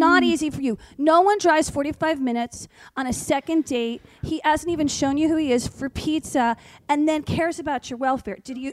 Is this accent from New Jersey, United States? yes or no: yes; Short Hills, New Jersey, United States; I grew up in Short Hills, New Jersey